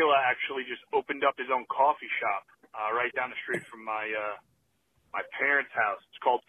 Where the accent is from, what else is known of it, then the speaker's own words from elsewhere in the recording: New York City, New York, United States; I'm actually from Staten Island, you know, Shaolin, home